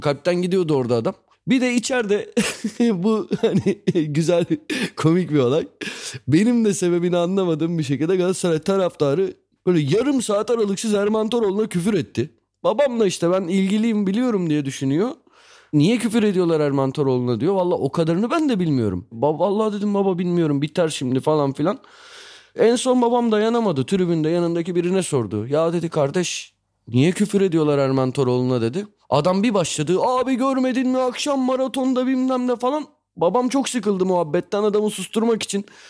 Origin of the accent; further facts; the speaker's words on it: Istanbul, Turkey; Sarıyer'de büyümüştüm.